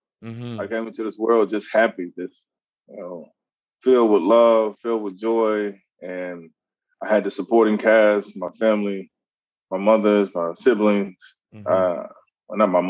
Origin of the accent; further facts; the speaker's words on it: Mississippi, United States; also born or lived in Louisiana / Houston, Texas; growing up in Mississippi, and then from Mississippi to Louisiana, then from Louisiana to Texas, Houston, Texas.